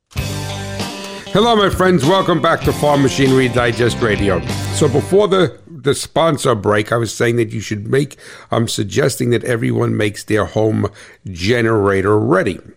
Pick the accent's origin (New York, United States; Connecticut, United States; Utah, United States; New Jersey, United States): New Jersey, United States; I am from New Jersey